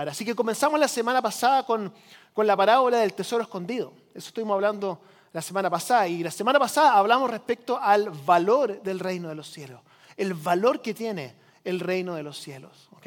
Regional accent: Chile; now in United States; yo crecí como misionero en Chile, por si usted no lo sabía, llegamos aquí a Estados Unidos.

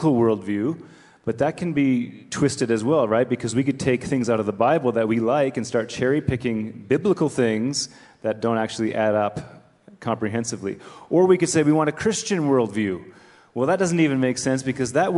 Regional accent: Canada; I'm a Canadian

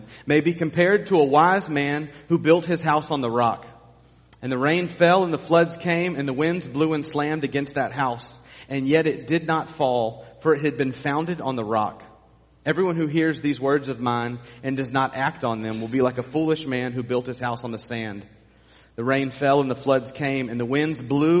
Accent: United States; we, as American conservative Christians

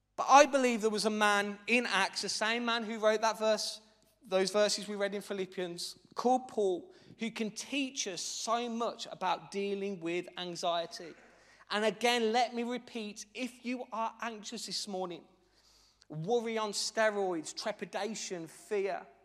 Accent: Birmingham, West Midlands, United Kingdom; as you'll be able to tell by my dulcet, very exotic tones as I preach, I'm actually from Birmingham

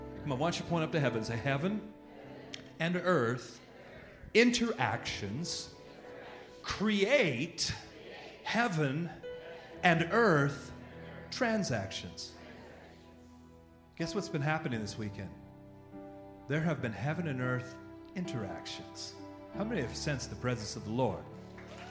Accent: Oakland, California, United States; now in Atlanta, United States; I'm originally from Oakland, California, and live in Atlanta, Georgia with my family

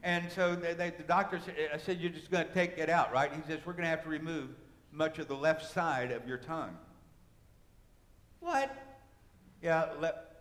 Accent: United States; an American Christian

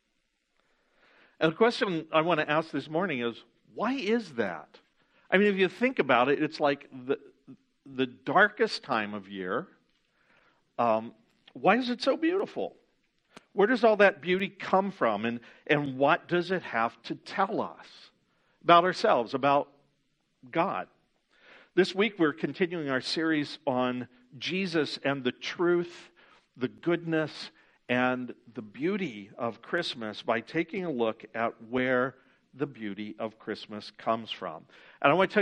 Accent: Ohio, United States; moved away; when I was a kid growing up in Ohio

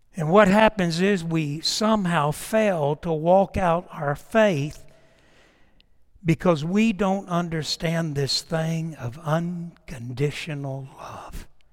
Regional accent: Titusville, Florida, United States; moved away; my hometown of Titusville, Florida, Orlando, in that area back in the summer, and I went to every house I lived in growing up

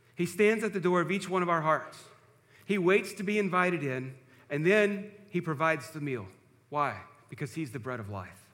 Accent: George West, Texas, United States; growing up in First Baptist Church at George West

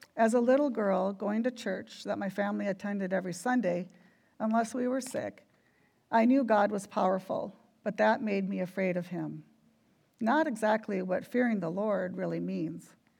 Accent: Minneapolis–Saint Paul, Minnesota, United States; When I was a little girl growing up in the Twin Cities

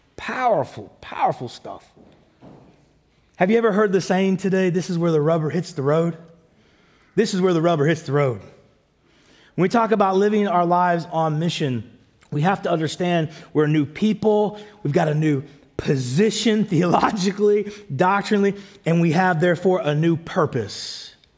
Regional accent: United States; moved away; also born or lived in Canada; I'm American

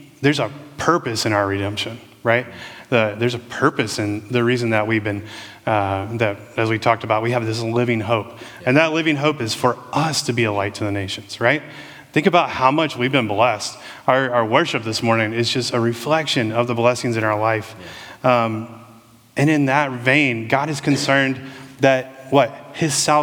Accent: United States; I'm American

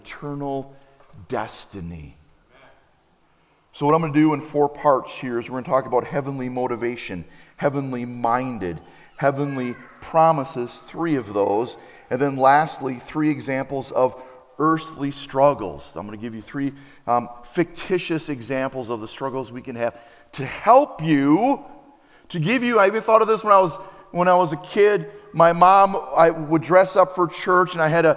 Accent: Appleton, Wisconsin, United States; when I travel through Wisconsin, around Wisconsin, I wear my Appleton West t-shirt

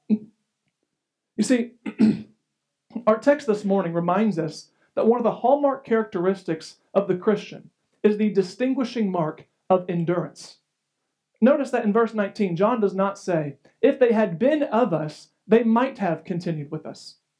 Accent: United States; as an American

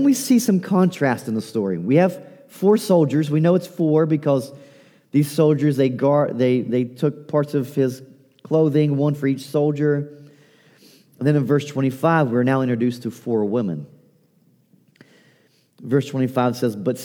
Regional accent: Appalachia, United States; accent: Appalachian; My Appalachian accent

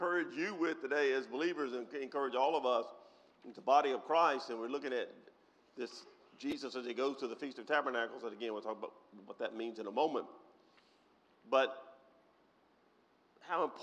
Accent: United States; Most of us, not all, but most of us were born, reared in the United States of America

